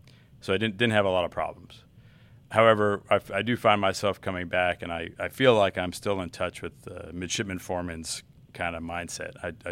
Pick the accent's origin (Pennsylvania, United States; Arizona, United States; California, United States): California, United States; Southern; moved away as an adult; I'm from Southern California.